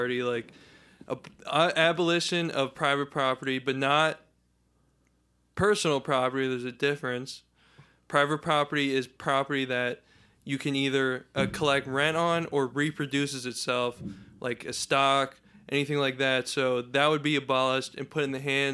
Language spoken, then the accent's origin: English; New Jersey, United States; I grew up in South Jersey